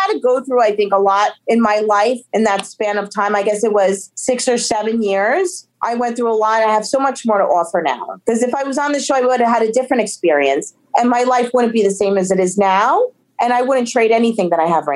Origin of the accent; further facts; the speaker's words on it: Paterson, New Jersey, United States; we grew up in Patterson together